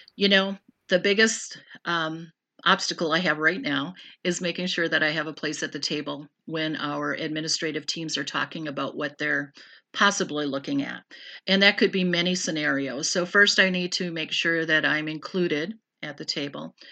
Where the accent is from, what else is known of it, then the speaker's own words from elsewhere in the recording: Random Lake, Wisconsin, United States; moved away; also born or lived in California; I grew up in Random Lake. but moved out to California, and I was out there for thirteen years, and then we relocated back here to Random Lake